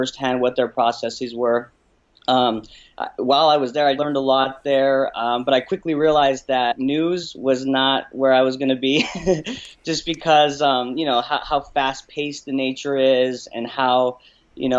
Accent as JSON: {"language": "English", "area": "just outside of Albuquerque", "region": "New Mexico", "country": "United States", "tie": "born or raised there", "also_born_or_lived": "Pennsylvania", "moved": "as an adult", "said": "So I grew up, was born and raised in New Mexico, mm-hmm. just outside of Albuquerque"}